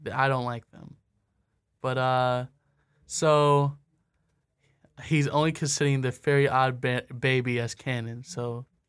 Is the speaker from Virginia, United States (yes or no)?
no; Anchor Bay, Michigan, United States; I'm from Anchor Bay